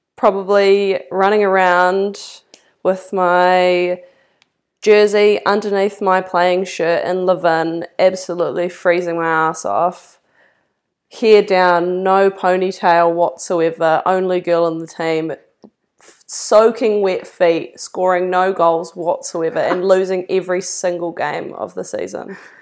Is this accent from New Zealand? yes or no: yes; Levin, Manawatū-Whanganui, New Zealand; moved away as an adult; also born or lived in Dunedin; now in Wellington, New Zealand; born and bred in Levin, was there for, until I left for uni